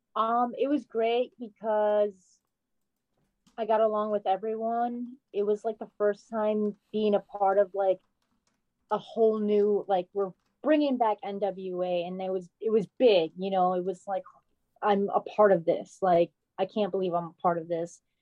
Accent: Rhode Island, United States; I'm from Rhode Island

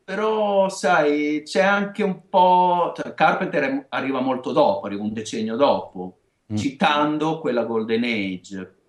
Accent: Emilia-Romagna, Italy; accent: Romagnolo

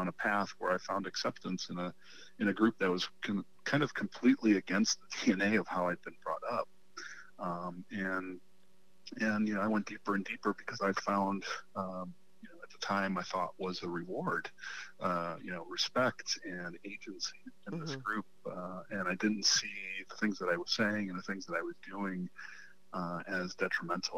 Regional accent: Chicago, Illinois, United States; I grew up in Chicago

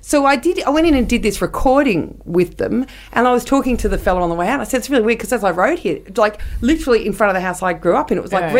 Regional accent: England, United Kingdom; Yeah, frankly, nice. We're English, so of course it's going to be hardback.

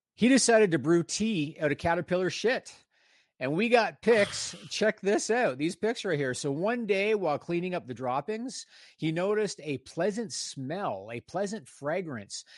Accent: Canada; also born or lived in Ontario, Canada; I'm Canadian

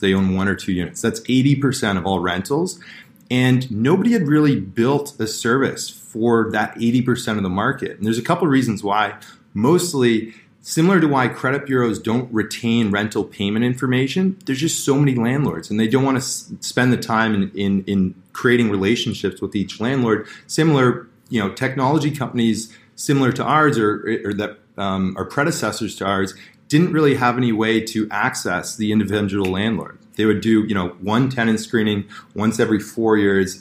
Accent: Toronto, Ontario, Canada; I grew up in Toronto here

